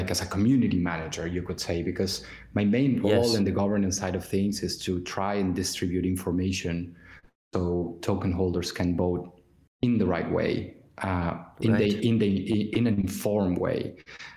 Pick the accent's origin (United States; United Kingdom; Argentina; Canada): Argentina; moved away; I'm a child of the 2001 Argentinian crisis, where I come from Argentina